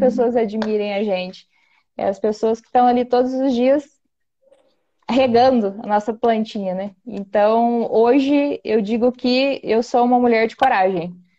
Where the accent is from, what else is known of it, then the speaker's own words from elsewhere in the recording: Campos Gerais, Minas Gerais, Brazil; eu nasci e fui criada em zona rural